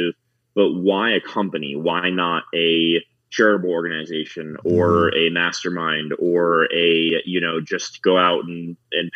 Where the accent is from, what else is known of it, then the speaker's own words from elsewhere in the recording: South Florida, United States; now in Denver, United States; I live in Denver, Colorado. I'm from South Florida originally.